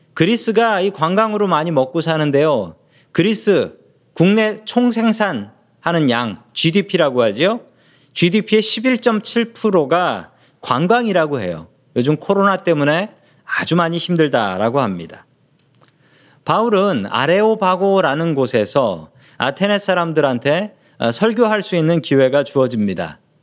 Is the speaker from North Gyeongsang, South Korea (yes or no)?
no; Seoul, South Korea; 제가 어렸을 적부터 계속 자랐던 동네가 있습니다. 그 동네 이름은 그 서울에 있는 봉천동이라는 동네였습니다.